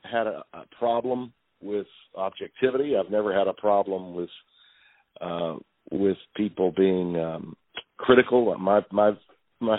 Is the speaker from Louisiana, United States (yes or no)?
yes; Louisiana, United States; where I live in the 100-mile radius of Louisiana that I live